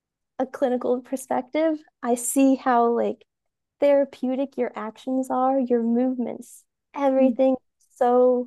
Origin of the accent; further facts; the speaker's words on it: Georgia, United States; I'm from Georgia, and I am at home in the forest. Yeah. I'm not a city person at all.